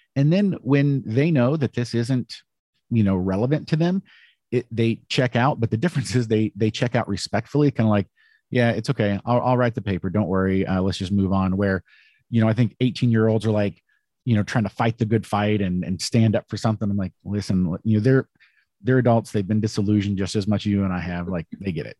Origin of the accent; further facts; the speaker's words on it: United States; I'm an American